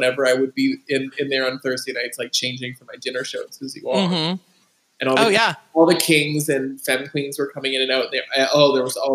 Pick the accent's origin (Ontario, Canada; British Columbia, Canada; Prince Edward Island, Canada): Ontario, Canada; Toronto; moved away as an adult; I grew up in Toronto. I lived there for 18 years.